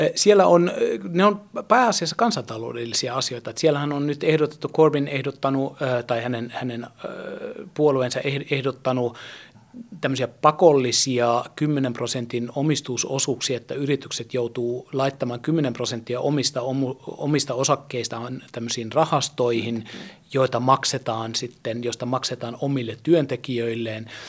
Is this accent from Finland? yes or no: no; Germany; moved away; Itse olen lapsuuteni asunut Saksassa